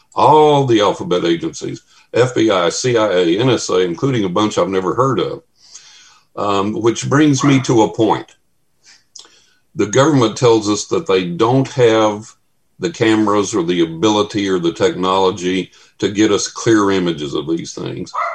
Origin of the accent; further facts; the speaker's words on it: Texas, United States; a buddy of mine I grew up with in Texas